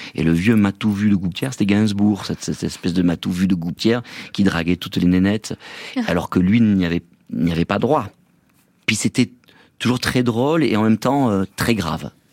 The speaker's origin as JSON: {"language": "French", "region": "Provence-Alpes-Côte d'Azur", "country": "France", "said": "je suis de là-bas, je suis un Provençal"}